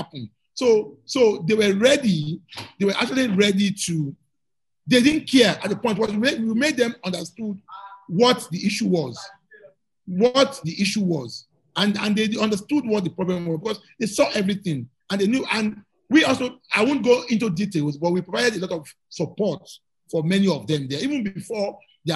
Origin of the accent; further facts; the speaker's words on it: Lagos, Nigeria; My childhood, I was born in Morocco. Morocco is just down the road.